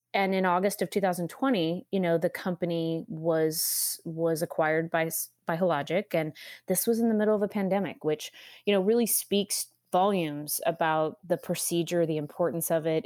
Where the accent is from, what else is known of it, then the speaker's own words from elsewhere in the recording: California, United States; moved away as an adult; now in Austin, United States; I'm from California, that's right. I was in Southern California for many years, almost my entire career